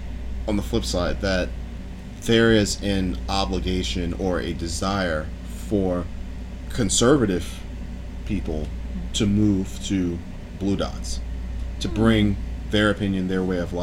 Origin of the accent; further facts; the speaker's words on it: the South, United States; I was born in the South